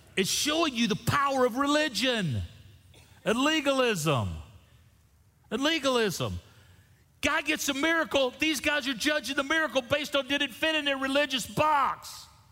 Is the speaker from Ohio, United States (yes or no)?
no; Niceville, Florida, United States; Niceville, Florida. That's where I'm from.